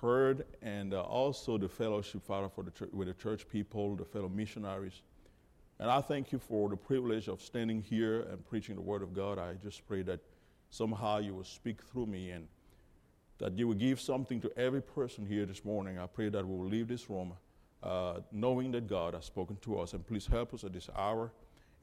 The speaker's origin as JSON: {"language": "English", "country": "Cameroon", "tie": "born or raised there", "also_born_or_lived": "Georgia, United States", "moved": "yes", "said": "I was born and raised in Cameroon, Africa"}